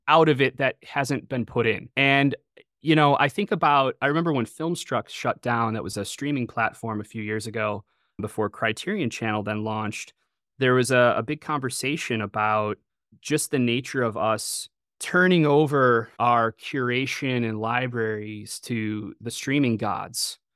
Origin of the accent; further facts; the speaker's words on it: Chicago suburbs, Illinois, United States; I grew up in the Chicago suburbs